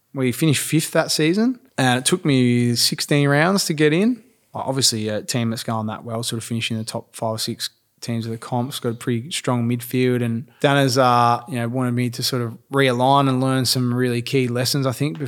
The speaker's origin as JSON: {"language": "English", "town": "Mount Eliza", "region": "Victoria", "country": "Australia", "tie": "born or raised there", "said": "grew up Mount Eliza, sort of Mornington area"}